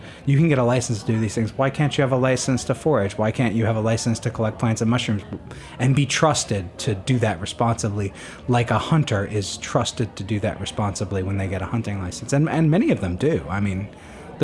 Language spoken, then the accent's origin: English; New Jersey, United States; I'm from New Jersey, so there's a whole different set of laws there, is that, so I live on in New Jersey